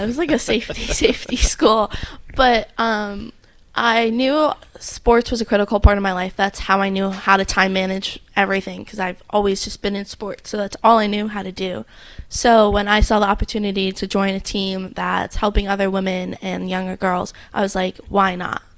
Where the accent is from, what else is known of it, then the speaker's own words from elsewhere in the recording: New Jersey, United States; now in Hawaii, United States; I'm from New Jersey